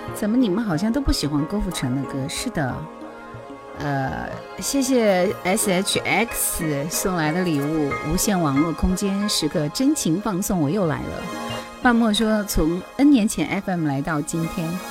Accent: Taihu, Hubei, China; 我就是太湖人

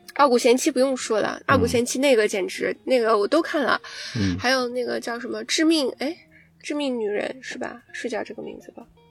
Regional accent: China; 我们毕竟是完全在国内长大，我也没有出去读书的经历

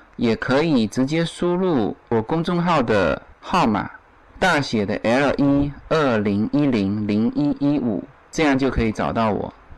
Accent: Fujian, China; now in Los Angeles, United States; 这种景致在我们福建到处都是

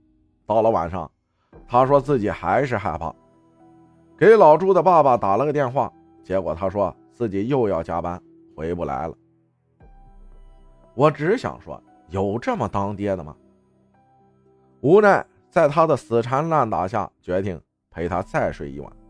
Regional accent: Shandong, China; 我是一个山东人，可能一些句子大家会听不懂，所以理解一下。

